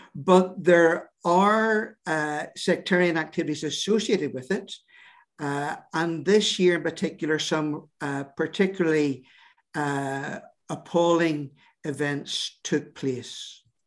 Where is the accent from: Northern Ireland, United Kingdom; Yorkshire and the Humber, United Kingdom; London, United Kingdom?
Northern Ireland, United Kingdom; our sense of who we are as British, uh, Protestant, uh, Northern Irish people